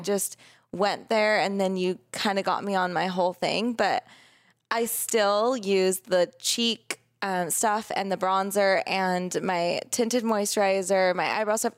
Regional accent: Laguna Beach, California, United States; I grew up in Laguna

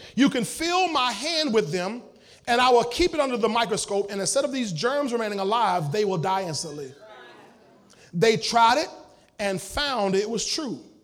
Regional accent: United States; I'm an American.

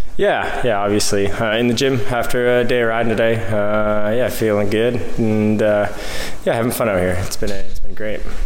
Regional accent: Canada; as a Canadian

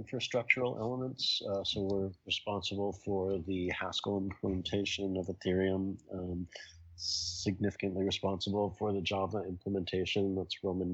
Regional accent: Toronto, Ontario, Canada; now in New York City, United States; I grew up in Toronto

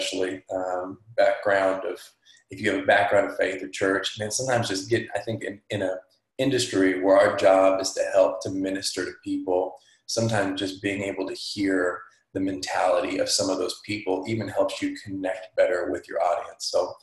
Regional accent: Fresno, California, United States; I'm from Fresno, California

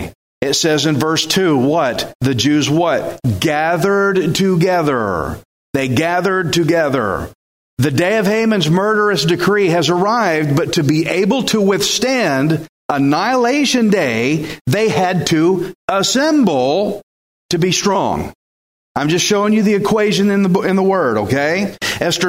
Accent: Texas, United States; I'm Texan

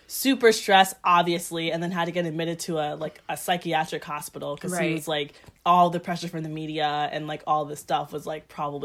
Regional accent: United States; it makes sense to me as an American.

